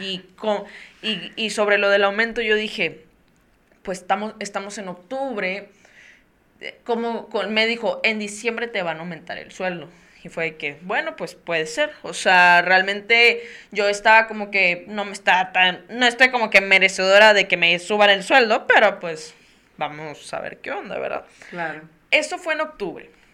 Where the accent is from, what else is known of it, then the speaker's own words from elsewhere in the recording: Tampico, Tamaulipas, Mexico; moved away; viajé a mi, a mi ciudad natal, que es Tampico, Tamaulipas